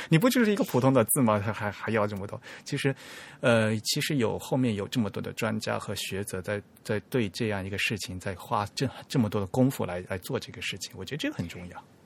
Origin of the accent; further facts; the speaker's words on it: China; 在我们大陆这边